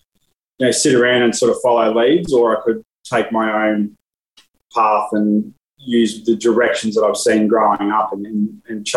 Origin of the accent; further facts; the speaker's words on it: Brisbane, Queensland, Australia; I was born in Brisbane, still live in Brisbane